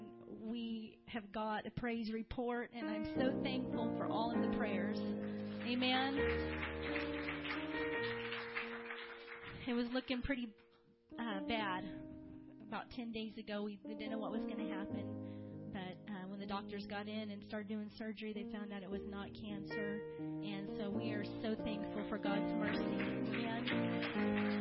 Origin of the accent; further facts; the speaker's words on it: Fort Wayne, Indiana, United States; moved away; my home church where I grew up in Fort Wayne, Indiana.